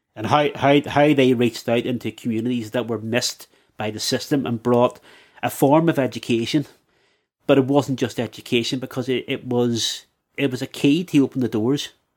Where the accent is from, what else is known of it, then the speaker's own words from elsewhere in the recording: Belfast, Northern Ireland, United Kingdom; as a young lad growing up in the Shankill